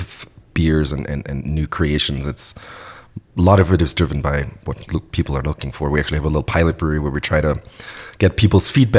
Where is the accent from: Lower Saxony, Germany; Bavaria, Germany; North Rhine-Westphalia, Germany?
Bavaria, Germany; a small town near Munich; moved away as an adult; So I'm originally from Germany, grew up in a small town fairly close to Munich